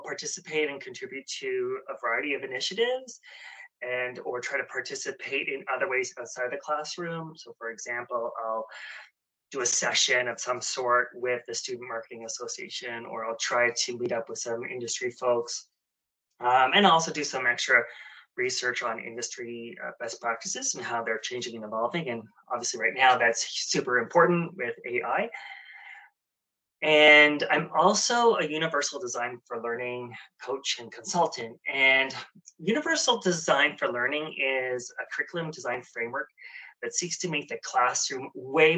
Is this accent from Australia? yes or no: no; Ottawa, Ontario, Canada; moved away as an adult; also born or lived in Nepean, Ontario; now in Toronto, Canada; I'm from Ottawa